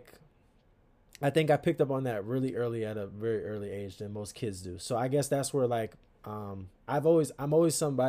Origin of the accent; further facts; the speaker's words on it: Stamford, Connecticut, United States; now in Akron, United States; I'm from Stamford, Connecticut. Born and raised